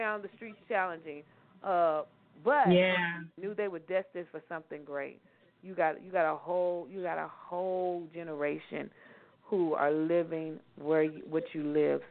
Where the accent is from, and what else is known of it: Louisville, Kentucky, United States; born or raised there